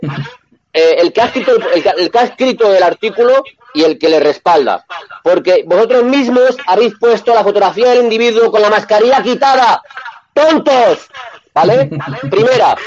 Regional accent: Spain; yo tengo muy claro que soy español

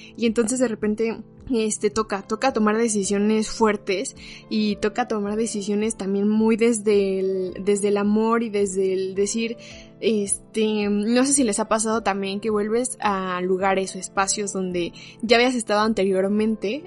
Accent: Mexico; como mexicanos

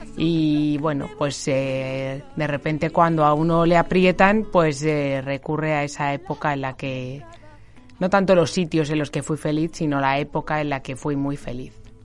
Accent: Getafe, Community of Madrid, Spain; la patrona de mi pueblo, de Getafe

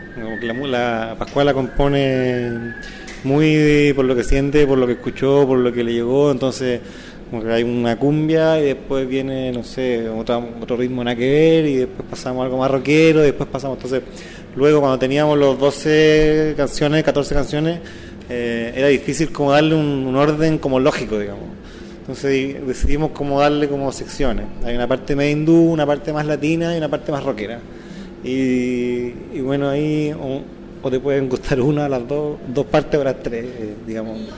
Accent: Osorno, Los Lagos, Chile; soy Osornina

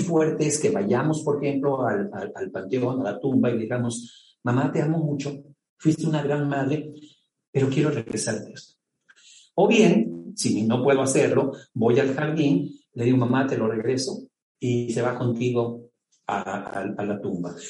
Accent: Mexico; como mexicano

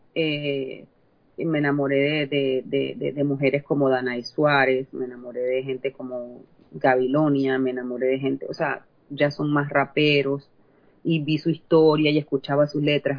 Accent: La Chorrera, Panamá Oeste, Panama; moved away as an adult; now in United States; la región donde yo nací, que es un pueblito que se llama Chorrera

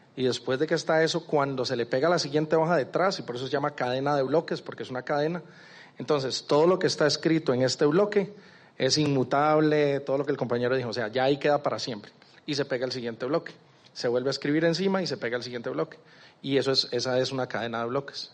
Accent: Costa Rica; moved away as an adult; now in Medellín, Colombia; soy de Costa Rica, pero en, noviembre me vine para acá, para Medellín

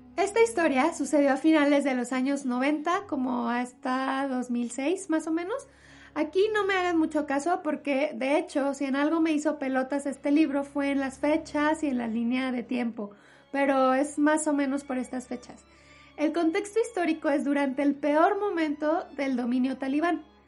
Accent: Mexico; en mi país, en México

